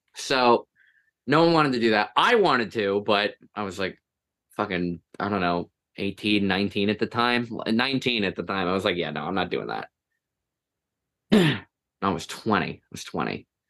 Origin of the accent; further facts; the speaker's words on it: Toms River, New Jersey, United States; I'm from Tom's River. I'm not actually from Tom's River, but I live close enough that I might as well be